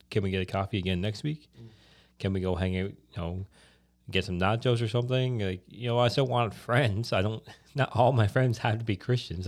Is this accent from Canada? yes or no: yes; Newfoundland and Labrador, Canada; I'm from Newfoundland